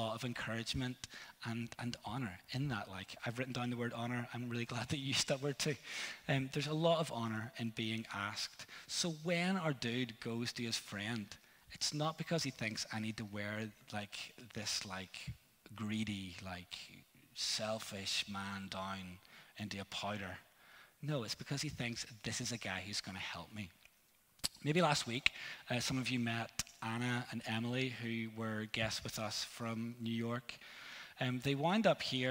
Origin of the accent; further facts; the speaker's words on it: Northern Ireland, United Kingdom; I'm from Northern Ireland